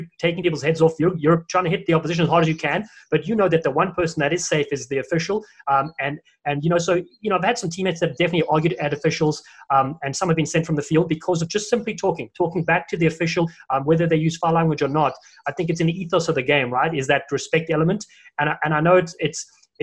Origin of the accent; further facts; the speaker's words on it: Cape Town, Western Cape, South Africa; also born or lived in Los Angeles, United States; now in Boston, United States; Growing up in South Africa